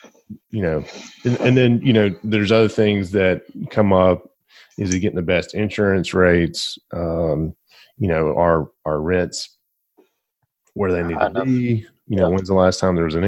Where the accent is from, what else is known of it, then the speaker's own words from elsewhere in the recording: Glencoe, Alabama, United States; I was born and raised in Glencoe, Alabama